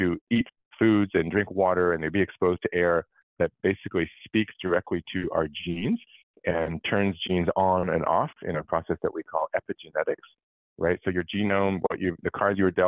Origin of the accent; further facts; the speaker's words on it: California, United States; I grew up in California